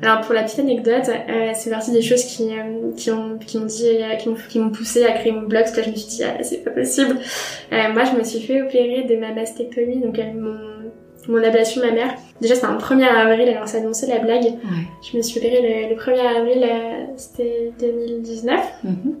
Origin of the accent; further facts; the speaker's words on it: Troyes, Grand Est, France; now in Paris, France; je suis originaire de Troyes, j'habite à Paris depuis quelques années